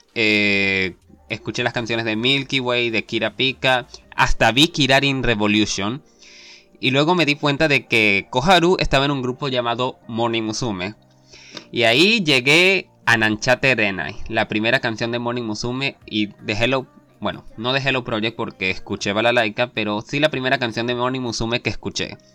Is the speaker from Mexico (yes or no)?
no; Venezuela; soy venezolano